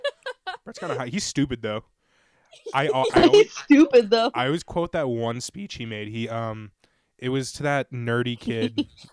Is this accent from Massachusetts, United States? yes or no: yes; Massachusetts, United States; I'm from Massachusetts.